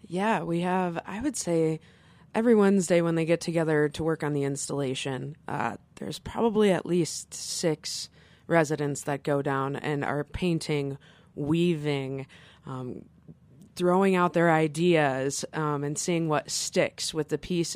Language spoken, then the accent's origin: English; Flint, Michigan, United States; moved away as an adult; now in Carbondale, United States; I was raised in Flint, Michigan